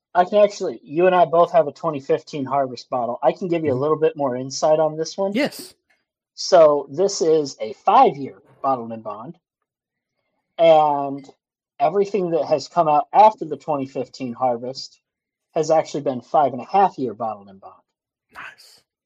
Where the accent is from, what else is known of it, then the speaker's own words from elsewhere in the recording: Kankakee, Illinois, United States; moved away as an adult; where I grew up in Kankakee, Illinois area, mm-hmm. I grew up three miles from one of the biggest limestone mines